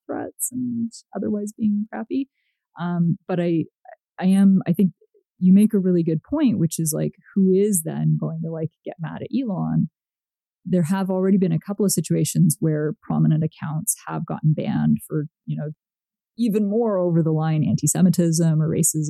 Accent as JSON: {"language": "English", "country": "Canada", "also_born_or_lived": "United States", "moved": "as an adult", "said": "I am from Canada"}